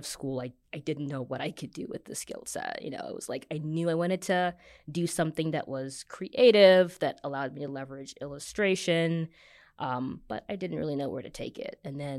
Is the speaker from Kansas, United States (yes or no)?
yes; Kansas City, Kansas, United States; also born or lived in Virginia / New York; now in Michigan, United States; So I've been in New York for a bit. Half grew up in Kansas City, Kansas, half in Vir